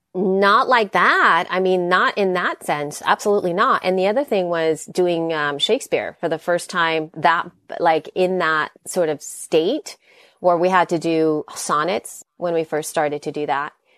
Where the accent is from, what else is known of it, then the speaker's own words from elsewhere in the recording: El Salvador; English is a second language; moved away; I'm from El Salvador. I, English is my second language.